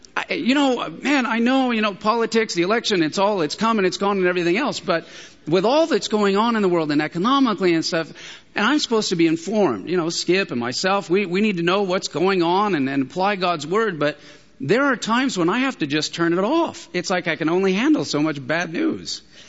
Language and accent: English; San Diego, California, United States; I'm from San Diego. I have San Diego blood